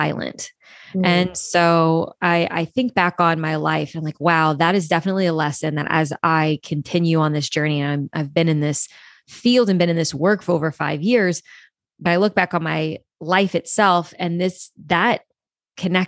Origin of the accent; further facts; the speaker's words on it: Louisiana, United States; I grew up in the South, deep South in Louisiana, very Catholic-ish upbringing